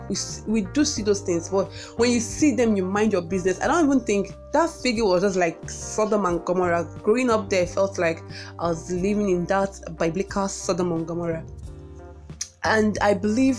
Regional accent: Onitsha, Anambra, Nigeria; we grew up in the metropolitan city of Onitsha, Anambra State, Nigeria. And that place is, I don't know, I grew up precisely in Fege

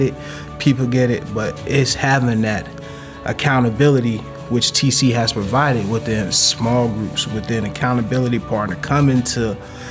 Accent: Pensacola, Florida, United States; I grew up in Pensacola, Florida.

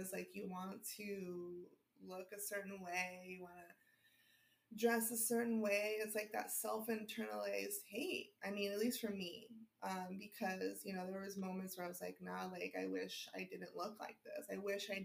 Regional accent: Los Angeles, California, United States; I grew up in West LA. I grew up in Palms, like, you know, since I was like two

